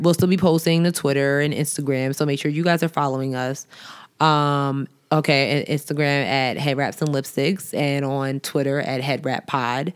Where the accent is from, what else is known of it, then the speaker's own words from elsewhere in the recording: New York, United States; I'm from New York